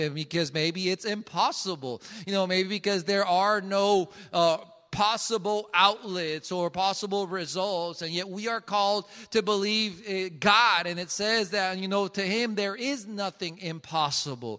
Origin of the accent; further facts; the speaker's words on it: Colombia; now in Jackson, United States; I am from Colombia